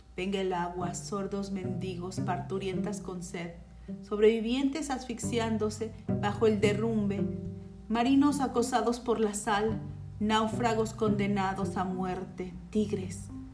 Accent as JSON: {"language": "Spanish", "country": "Mexico", "said": "mi México"}